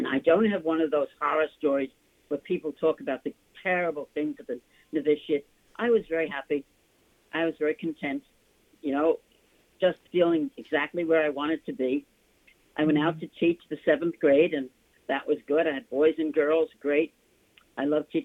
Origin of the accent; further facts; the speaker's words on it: New York City, New York, United States; accent: New York; I was born in Manhattan from an Irish-American family